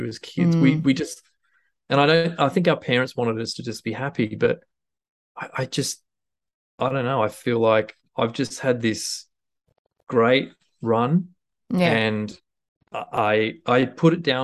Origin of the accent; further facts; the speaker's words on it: Huskisson, New South Wales, Australia; moved away; also born or lived in Tamworth; when I was growing up in Husky